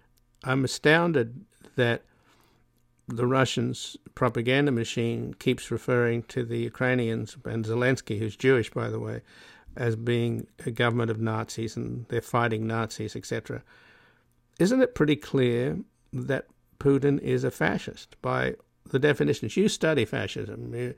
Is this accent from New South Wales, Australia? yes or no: yes; Lismore, New South Wales, Australia; the town I grew up in Lismore in New South Wales on the north coast